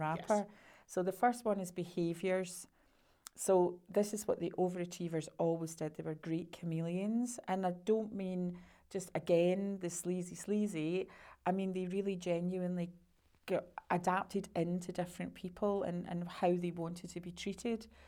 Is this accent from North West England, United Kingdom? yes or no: no; Scotland, United Kingdom; being Scottish